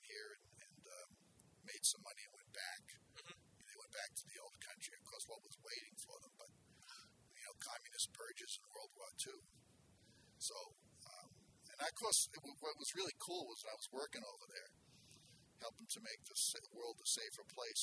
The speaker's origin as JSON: {"language": "English", "town": "Boston", "region": "Massachusetts", "country": "United States", "tie": "born or raised there", "also_born_or_lived": "Cambridge, Massachusetts", "moved": "yes", "lives_now": "Marshfield, United States", "said": "I was born in Cambridge and grew up in Dorchester."}